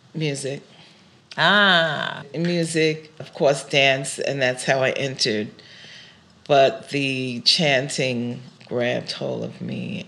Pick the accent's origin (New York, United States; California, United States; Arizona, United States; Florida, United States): New York, United States; New York City; first language English; also born or lived in Brooklyn; I was born in Brooklyn. Yeah. And then moved to Queens. Uh, My native tongue is English